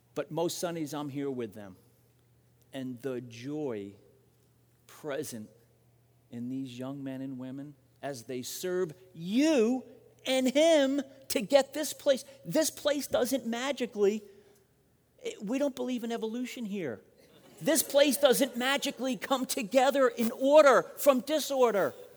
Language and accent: English; Long Island, New York, United States; now in Phoenix, United States; I'm from Long Island